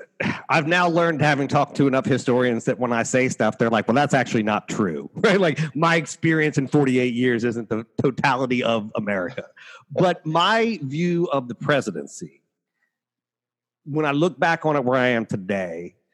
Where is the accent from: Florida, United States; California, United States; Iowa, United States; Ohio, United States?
Ohio, United States; I'm from Ohio